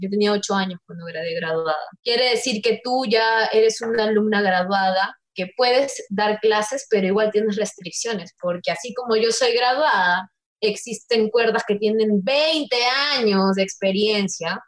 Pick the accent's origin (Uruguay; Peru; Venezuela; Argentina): Peru; soy la única peruana